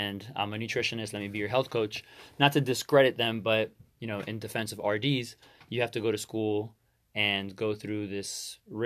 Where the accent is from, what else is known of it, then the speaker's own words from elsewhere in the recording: Miami, Florida, United States; I was born and raised in Miami